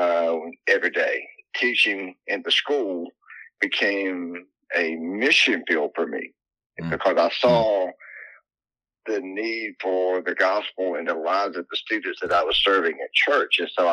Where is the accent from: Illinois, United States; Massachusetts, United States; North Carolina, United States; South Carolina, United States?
South Carolina, United States; Landrum; I'm down in South Carolina, born and raised here. I grew up in a small town called Landrum, South Carolina